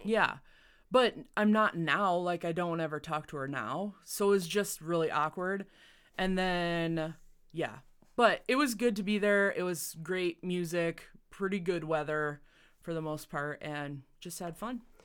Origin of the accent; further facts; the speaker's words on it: Northwest Iowa, United States; moved away; I grew up in Northwest Iowa